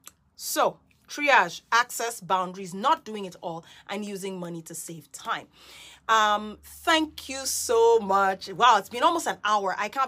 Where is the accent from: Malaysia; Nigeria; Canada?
Nigeria; also born or lived in Guyana / United Kingdom; I am Nigerian. I'm Nigerian, Guyanese, born British, born transplant, third culture kid, whatever.